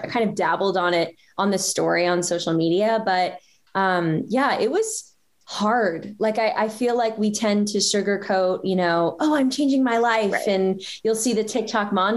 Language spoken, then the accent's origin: English; small town Georgia, United States; moved away as an adult; now in San Francisco, United States; I grew up in kind of the South, in small town, semi-small town, Georgia